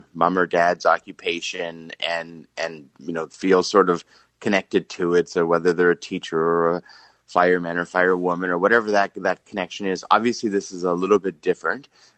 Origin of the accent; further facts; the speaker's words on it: Steinbach, Manitoba, Canada; growing up in Steinbach